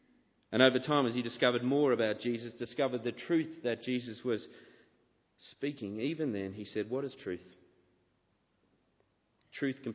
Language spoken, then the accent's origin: English; Sydney, New South Wales, Australia; as a boy growing up in Sydney